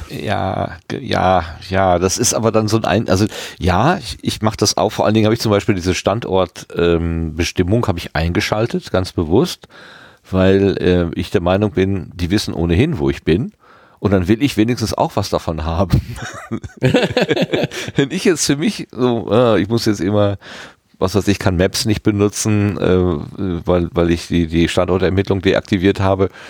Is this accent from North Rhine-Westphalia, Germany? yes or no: yes; Hattingen, North Rhine-Westphalia, Germany; Hattingen. Also das ist meine Heimatstadt.